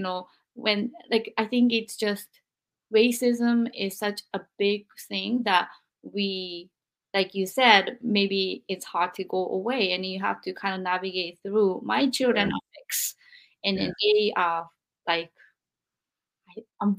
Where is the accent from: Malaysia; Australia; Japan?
Japan; English is a second language; now in United States; I am Japanese